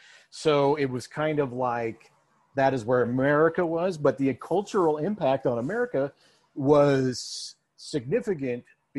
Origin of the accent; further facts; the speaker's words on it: Denver, Colorado, United States; accent: American Western; I'm from Denver and it's my city.